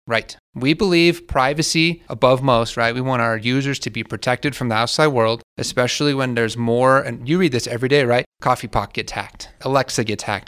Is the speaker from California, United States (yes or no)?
no; Alamosa, Colorado, United States; I'm a Alamosa native, went to Alamosa High School